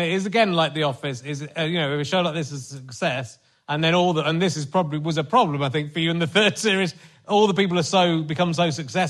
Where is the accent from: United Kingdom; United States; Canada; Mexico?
United Kingdom; Northern Ireland; Oh, I'm from Northern Ireland.